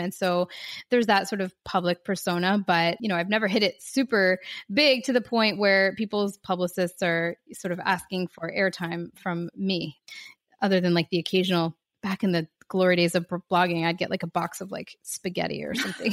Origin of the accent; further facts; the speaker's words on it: Philadelphia, Pennsylvania, United States; now in Miami, United States; I'm from Philadelphia, where Laura lives, right outside of Philly